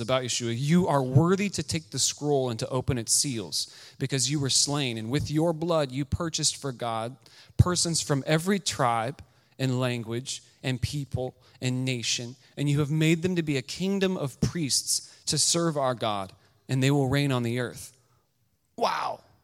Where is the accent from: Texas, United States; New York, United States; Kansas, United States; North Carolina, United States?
Kansas, United States; I'm from Kansas.